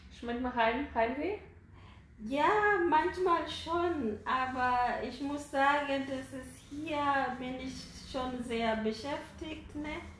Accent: Nairobi, Kenya; ich komme aus Nairobi.

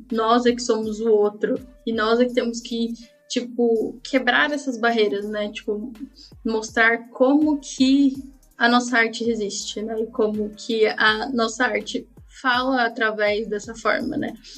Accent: Brazil

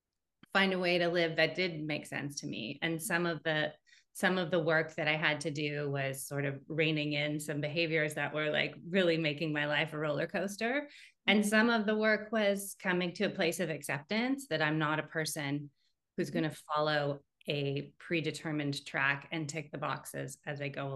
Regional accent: Canada; also born or lived in France; now in United States; And then we're Canadian, and now we're in the US.

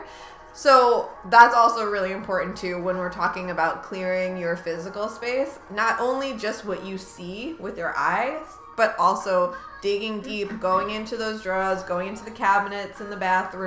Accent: New York, United States; accent: New York; I'm a New Yorker

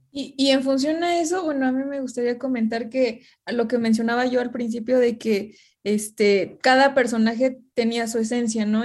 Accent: Mexico; como mexicanos

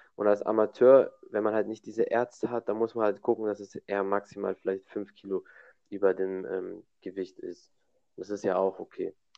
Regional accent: Germany; bei uns in Deutschland

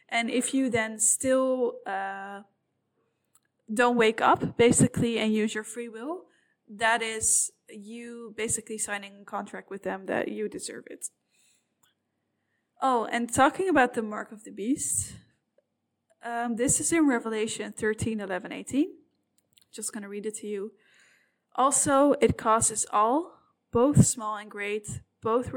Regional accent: Amsterdam, North Holland, Netherlands; I'm from Amsterdam

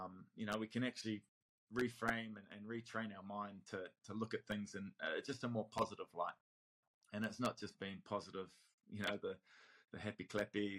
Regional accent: Counties Manukau, Auckland, New Zealand; I was that kid from Rosehill College, from counties, who, you know, wasn't in the big schools

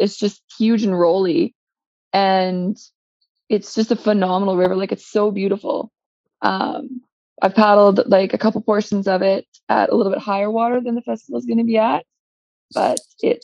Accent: central northern British Columbia, Canada; here in my hometown

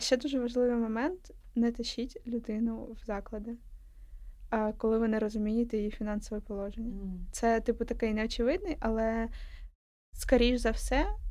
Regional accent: Donetsk, Donetsk Oblast, Ukraine; also born or lived in Horishni Plavni / Kremenchuk; now in Kyiv, Ukraine; я з Донецька

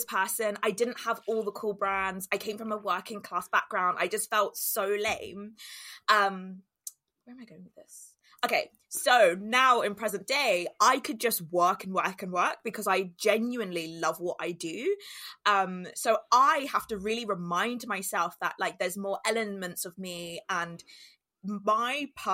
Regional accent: London, United Kingdom; I grew up in Walthamstow, which is northeast London

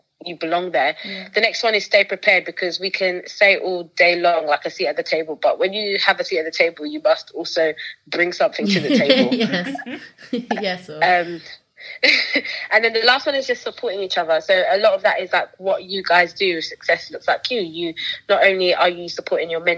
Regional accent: United Kingdom

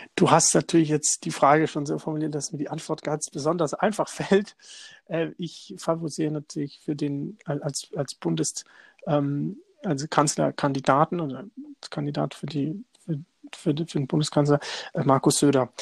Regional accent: Lichtenberg, Bavaria, Germany; da war ich schon CS CSU-Vorsitzender in meiner Heimatstadt in Lichtenberg.

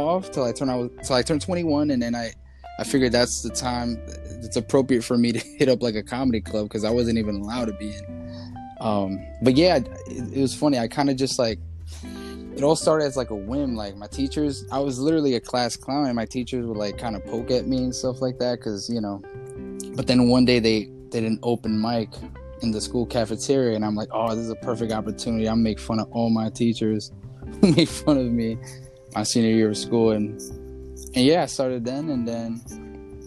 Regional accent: New York City, New York, United States; also born or lived in Los Angeles / Astoria / Jackson Heights; I pretty much grew up in Corona

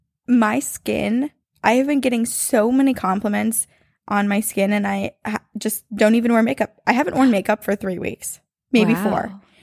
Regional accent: Los Angeles, California, United States; also born or lived in Riverside; I grew up in Lincoln Heights, Los Angeles, specifically on Avenue 26. Trust me, it ties in later. When I was 11, my family moved to Riverside, California, an hour east

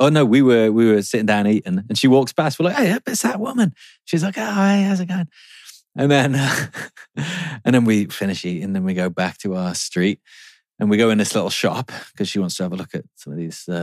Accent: England, United Kingdom; being English

